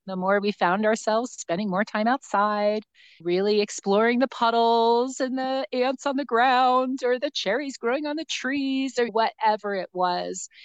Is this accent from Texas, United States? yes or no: no; New Jersey, United States; now in New Mexico, United States; I grew up in New Jersey